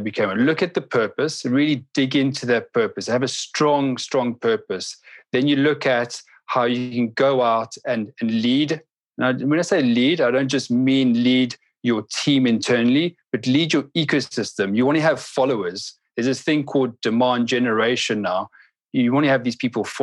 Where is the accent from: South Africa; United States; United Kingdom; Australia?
South Africa; I'm from South Africa. I mentioned it earlier on, and I grew up in just at the cusp of when we were transitioning from this apartheid era